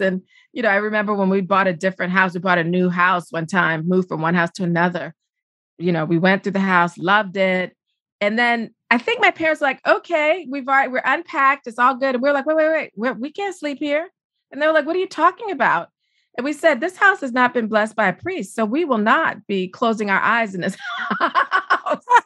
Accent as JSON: {"language": "English", "town": "Charleston", "region": "South Carolina", "country": "United States", "tie": "born or raised there", "said": "I'm a Southerner from Charleston, South Carolina"}